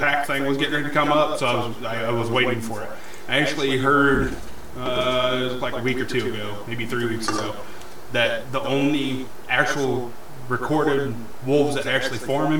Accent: Winchester, United States; growing up in Winchester and shit, I have a certain percentage of Native American blood

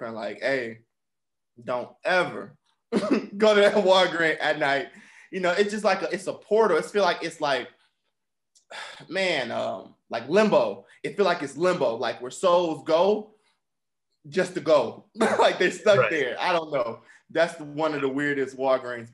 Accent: Milwaukee, Wisconsin, United States; also born or lived in Bridgetown, Barbados / Alabama; Not born, but I was raised in Milwaukee. I was born in Bridgetown, Barbados

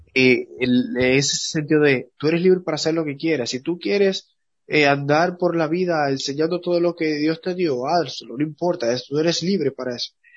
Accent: Dominican Republic; como le decimos en, dominicano

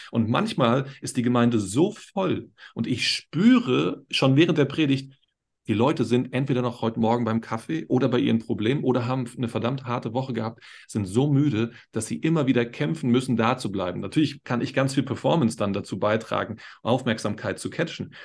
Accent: Berlin, Germany; now in Upper Bavaria, Germany; Ich komme aus Berlin, wie, wie, du auch.

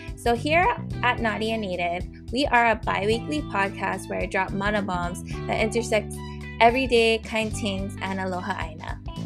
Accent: Honolulu, Hawaii, United States; I am from Honolulu

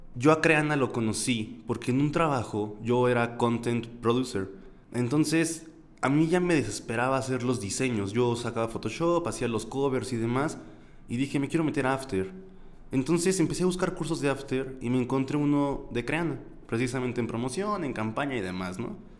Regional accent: Mexico City, Mexico; accent: cantado; chilango somos los que vivimos en Ciudad de México

